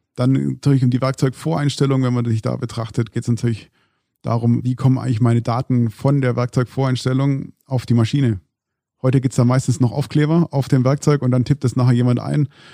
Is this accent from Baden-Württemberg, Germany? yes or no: yes; Stuttgart, Baden-Württemberg, Germany; ich komme natürlich aus dem Großraum Stuttgart